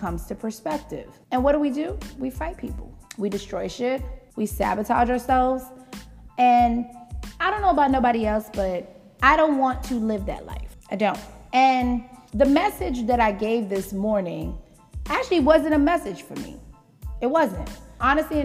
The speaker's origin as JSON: {"language": "English", "town": "New York City", "region": "New York", "country": "United States", "tie": "born or raised there", "said": "I grew up in the Bronx"}